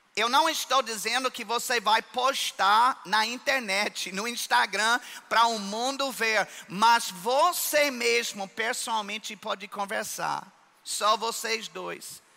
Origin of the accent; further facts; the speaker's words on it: United States; Portuguese is a second language; moved away as an adult; now in Brazil; eu sou americano, mas eu já sou mais brasileiro do que isso